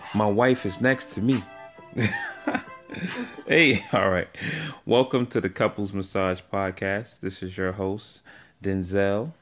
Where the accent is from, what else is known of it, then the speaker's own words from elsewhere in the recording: New York City, New York, United States; accent: New York; also born or lived in Atlanta, Georgia; now in Maryland, United States; I was raised in New York. So I came to New York at the age of three, and I was raised there.